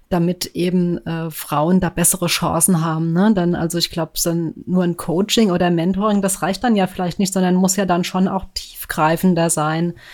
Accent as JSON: {"language": "German", "region": "Rhine-Main area", "country": "Germany", "said": "So, also ich selbst äh, bin ja auch aus dem Rhein-Main-Gebiet"}